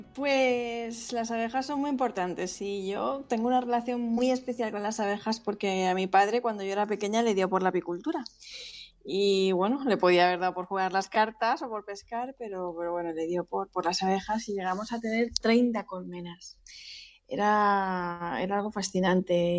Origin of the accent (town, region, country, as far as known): Spain